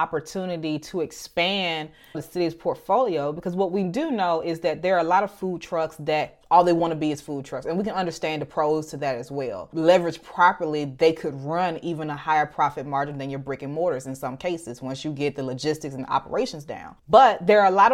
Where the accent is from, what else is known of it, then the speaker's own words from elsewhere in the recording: Birmingham, Alabama, United States; my hometown of Birmingham, Alabama